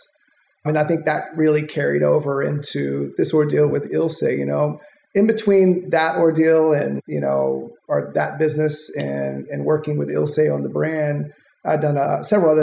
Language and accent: English; the South, United States; moved away as an adult; now in California, United States; I grew up in the South